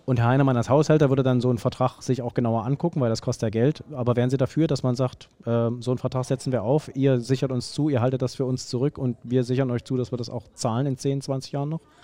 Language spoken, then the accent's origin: German; the East, East Germany, Germany; now in Berlin, Germany; Ich komme äh, aus dem Osten. Ähm, ich bin mit der Straßenbahn äh, groß geworden